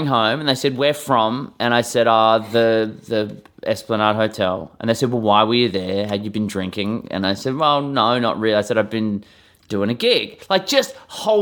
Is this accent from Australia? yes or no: yes; Perth, Western Australia, Australia; moved away as an adult; also born or lived in Melbourne; moving from my hometown of Perth in Western Australia